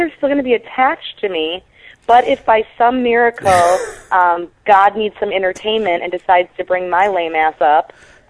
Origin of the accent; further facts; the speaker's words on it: Chicago, Illinois, United States; moved away; I'm from Chicago originally